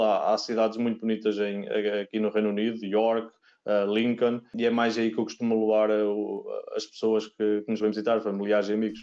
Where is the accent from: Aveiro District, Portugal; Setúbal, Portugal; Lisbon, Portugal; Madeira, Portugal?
Aveiro District, Portugal; Oliveira do Bairro; moved away as an adult; also born or lived in Spain; now in Nottingham, United Kingdom; sou da Oliveira de Barro, mas muito perto do, do mar em Aveiro